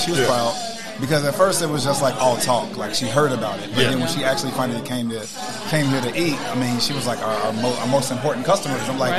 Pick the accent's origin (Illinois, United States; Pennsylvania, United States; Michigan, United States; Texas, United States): Illinois, United States; Chicago; I was born and raised here in Chicago.